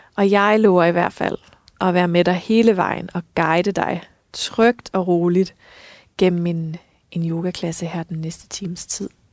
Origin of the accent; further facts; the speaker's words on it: West Jutland, Central Denmark Region, Denmark; nu jeg er altså selv vestjyde